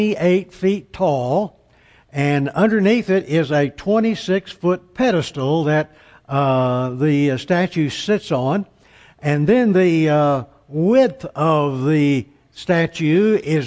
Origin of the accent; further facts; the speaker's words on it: Amarillo, Texas, United States; "Where are you from?" I said, "Amarillo."